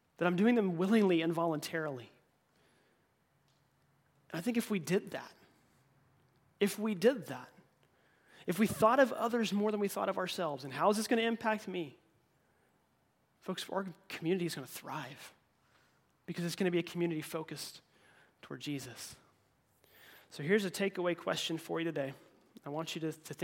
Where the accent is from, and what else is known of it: United States